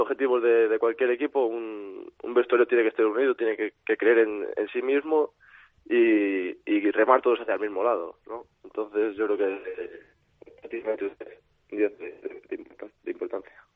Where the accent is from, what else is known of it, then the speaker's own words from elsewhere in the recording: Valladolid, Castile and León, Spain; also born or lived in Salamanca; soy de aquí. no soy, vamos, no soy de, de Valladolid de, de, nacimiento, pero como si lo fuera, soy adoptado aquí.